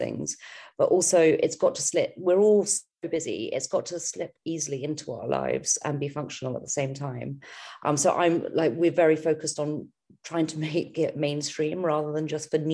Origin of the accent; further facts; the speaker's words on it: United Kingdom; also born or lived in London / Australia; we're British